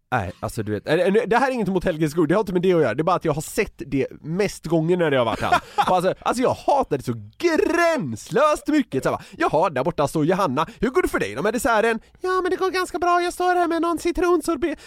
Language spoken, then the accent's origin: Swedish; Gothenburg, Västra Götaland, Sweden; accent: Gothenburg dialect (göteborgska); jag pratar väldigt mycket göteborgska